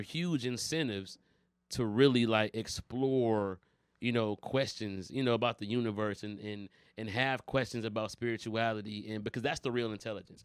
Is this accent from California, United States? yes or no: no; Detroit, Michigan, United States; also born or lived in Los Angeles; I'm from Detroit